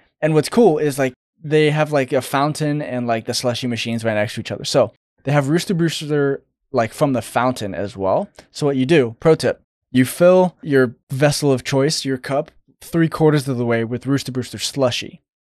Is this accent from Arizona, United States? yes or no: yes; Phoenix, Arizona, United States; I grew up in Phoenix